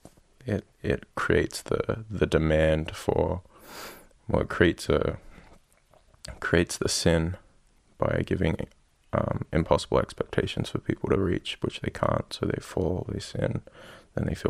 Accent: Gerringong, New South Wales, Australia; I'm from Australia, a little town called Gerringong, 2 hours south of Sydney

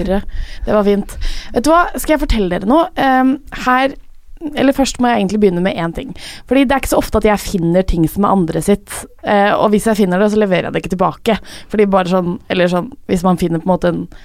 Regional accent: Drøbak, Akershus, Norway; moved away; så var jeg hjemme i Drøbak eh, med pappa

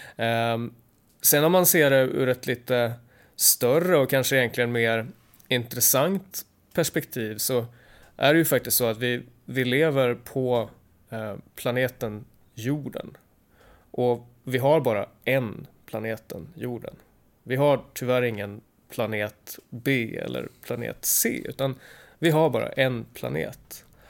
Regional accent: Sweden

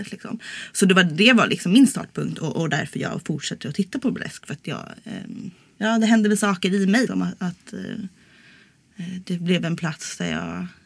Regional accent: Stockholm, Stockholm County, Sweden; now in Malmö, Sweden; jag kommer ju från Stockholm

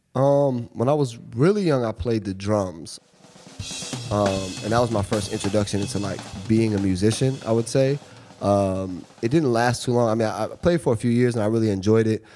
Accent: Seattle, Washington, United States; moved away as an adult; now in New York, United States; I grew up in Seattle. Um, I moved here when I was eighteen

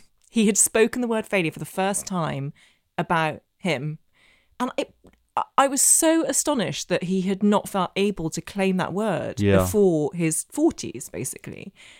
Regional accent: Belfast, Northern Ireland, United Kingdom; so I grew up in Northern Ireland. I know I don't have the accent, but I did. And my secondary school in Belfast was the only school in the entire province that taught Russian.

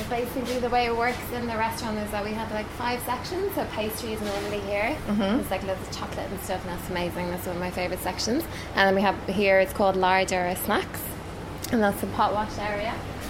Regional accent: Ireland; moved away as an adult; So I used to work in human resources in Ireland. I'm Irish.

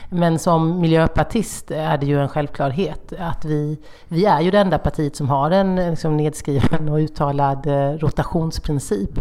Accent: Horda, Jönköping County, Sweden; accent: Småländska; Min dialekt kommer från Hårda

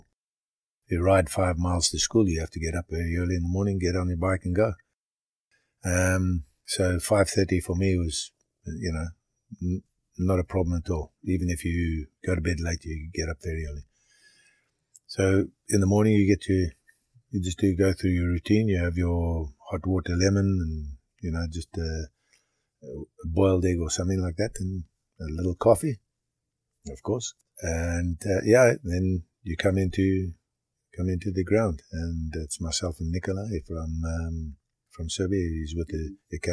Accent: Harare, Zimbabwe; moved away as an adult; also born or lived in Durban, South Africa / Shurugwi, Zimbabwe / Canada / Liverpool, England; now in Ottawa, Canada; when I was 2 months old, my parents went up to Rhodesia

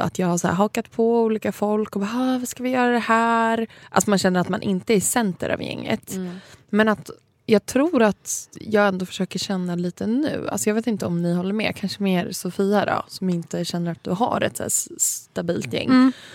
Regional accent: Saltsjöbaden, Stockholm County, Sweden; där jag kommer ifrån, liksom Saltis, att folk har verkligen hängt, som är liksom en förort utanför Stockholm

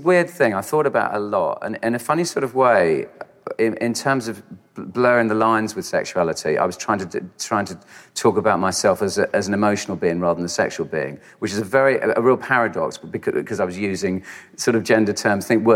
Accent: United Kingdom; I don't feel particularly proud to be British

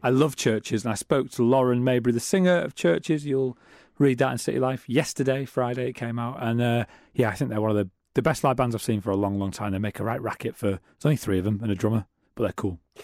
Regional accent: Middlesbrough, North East England, United Kingdom; now in Manchester, United Kingdom; I'm from Middlesbrough

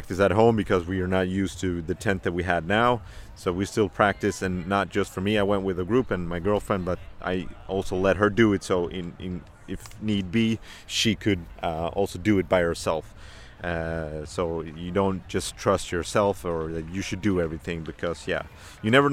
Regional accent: Malmö, Skåne, Sweden; born and raised in Malmö, south of Sweden

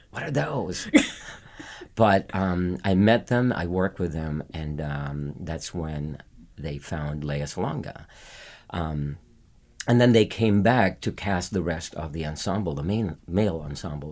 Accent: Philippines; moved away as an adult; I was living in the Philippines, born and raised in the Philippines

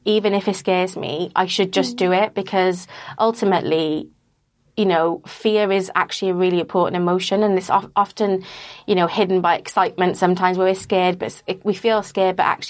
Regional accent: Wales, United Kingdom; I grew up in Wales

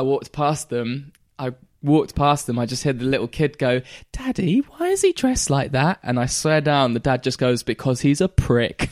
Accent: Caister, Norfolk, East of England, United Kingdom; also born or lived in Great Yarmouth; we moved from K-Star back to Great Yarmouth

